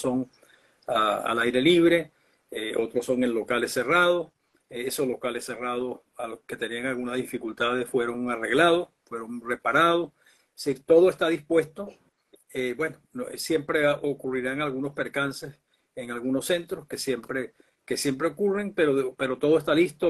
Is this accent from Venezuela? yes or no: yes; Venezuela; como venezolanos